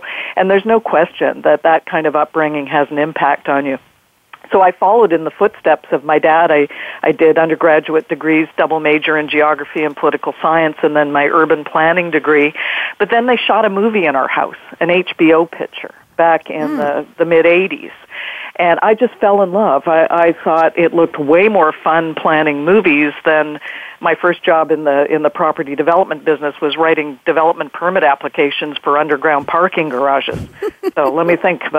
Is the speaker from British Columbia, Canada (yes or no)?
yes; Vancouver, British Columbia, Canada; I'm in Vancouver, British Columbia, Canada, which is my hometown